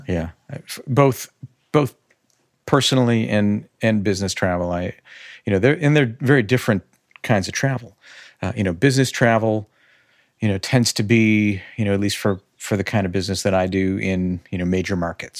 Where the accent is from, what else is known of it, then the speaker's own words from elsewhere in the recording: Chicago, Illinois, United States; growing up on the north suburbs of Chicagoland, you know, I am as Midwest as you possibly can be.